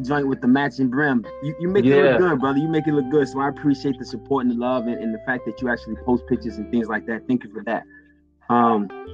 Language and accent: English; Boston, Massachusetts, United States; I'm from Mission Hill